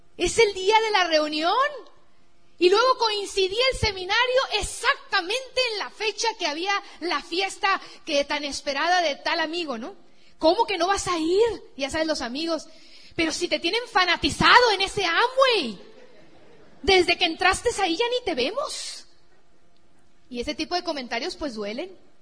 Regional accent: Sinaloa, Mexico; mi tierra así de Sinaloa, la playa de Mazatlán

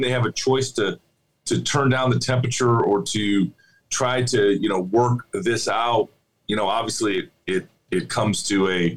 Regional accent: Iowa, United States; my home state of Iowa

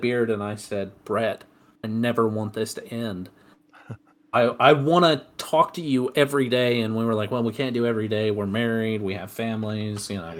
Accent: Alabama, United States; moved away; also born or lived in Las Vegas / Colorado / Utah / Samoa; So I am from Alabama originally, but I've been everywhere. True. I lived in Las Vegas, Colorado, and then I moved to Alabama, moved up to Utah. I was in Samoa for a little bit, and then moved down to Texas.

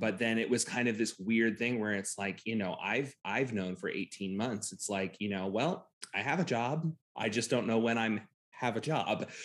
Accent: Titusville, Florida, United States; I grew up in central Florida, right near the Space Center

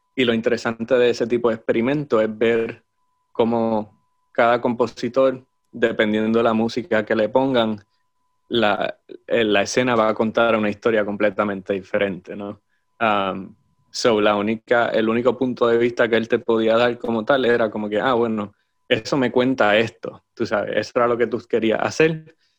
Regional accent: Aguadilla, Puerto Rico; also born or lived in Moca, Puerto Rico; Nací en Moca, de hecho, pero era simplemente porque era el hospital más cercano. este, pero, o mis padres vivían en Aguadilla en el momento. Yo sí, crecí en Aguadilla

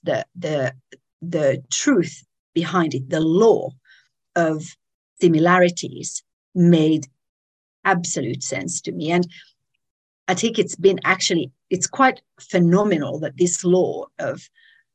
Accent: Finland; moved away as an adult; also born or lived in Israel / United Kingdom; now in Tanzania; I grew up in Finland.

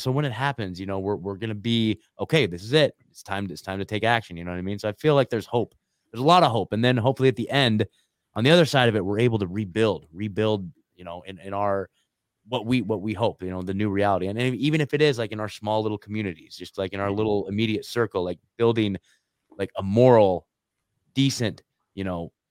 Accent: Oregon, United States; moved away as an adult; also born or lived in Eugene, Oregon; now in Nashville, United States; I'm born and raised in Oregon, lived there my whole life

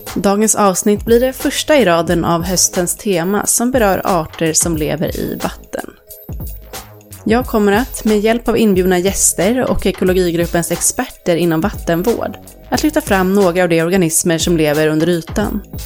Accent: Tyresö, Stockholm County, Sweden; Där jag växte upp i ett område som heter Öringe i Tyresö kommun, strax utanför Stockholm

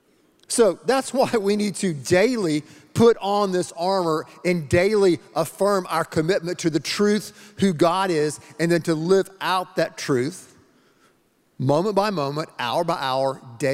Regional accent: the Carolinas, United States; moved away; I'm originally from the Carolinas, okay? North Carolina, South Carolina.

